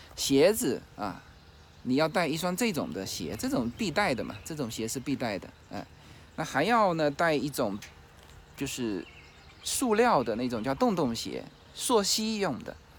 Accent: China; 我们中国人很少这样子

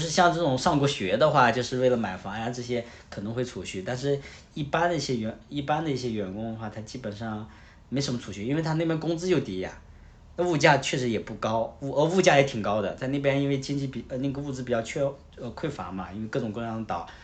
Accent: northern China, China; 我是北方人

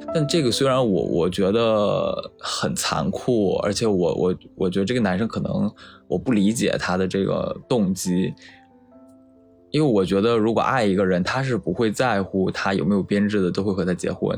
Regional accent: Shandong, China; moved away as an adult; 我的老家是山东的一个沿海的三四线小城市

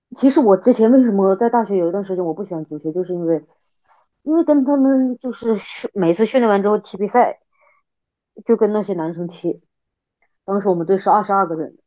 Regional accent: Yueyang, Hunan, China; moved away as an adult; now in Beijing, China; 我湖南岳阳我老家嘛，它有一个大学叫湖南理工学院

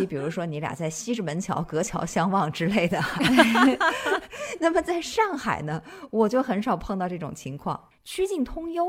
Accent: Nanchang, Jiangxi, China; born there; 我祖籍不是江西，但是我本人呢是出生在江西这个地方的，所以我在江西，具体的说，在南昌这个地方，更多的是以一种旁观者的。角度来看待它

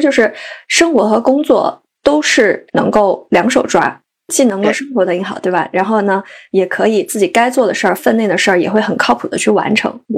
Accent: Sichuan, China; moved away as an adult; also born or lived in Beijing; now in Chengdu, China; 我来成都两年半啊，虽然我是一个四川人，但其实对成都是很不了解的。

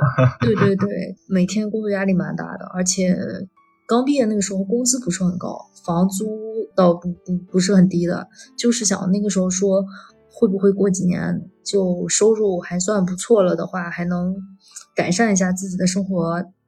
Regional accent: northern China, China; moved away as an adult; now in Shanghai, China; 我也是个北方人

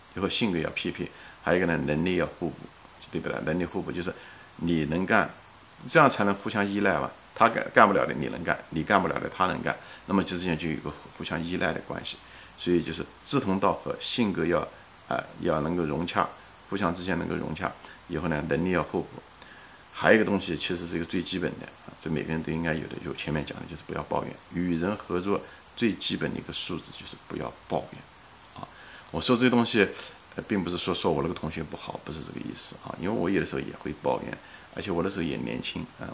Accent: Ma'anshan, Anhui, China; 离开那个我们那个大学那个城市，马鞍山，啊，也是我的家乡

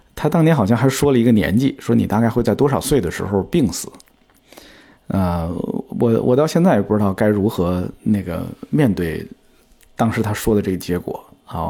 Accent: China; 我的家乡其实是在 天津跟河北交界的一个地方， 所以我从小就见过很多乡村里边的葬礼

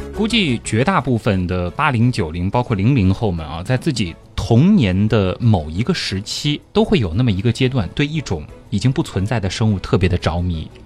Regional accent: China; 我们中国人

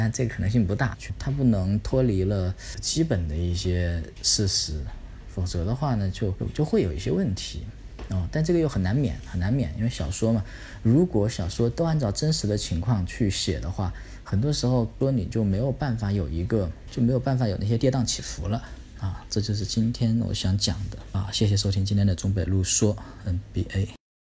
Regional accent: China; 我们是中国人，我们是汉族

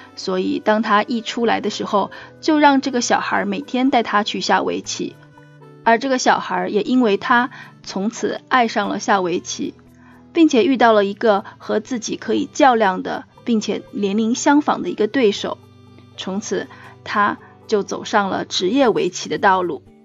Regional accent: Hubei, China; now in Singapore; 我们家是湖北人

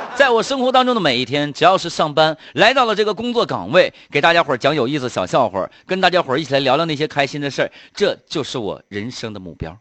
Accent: Harbin, Heilongjiang, China; 我们东北这边就不一样了啊，咱哈尔滨这一块儿

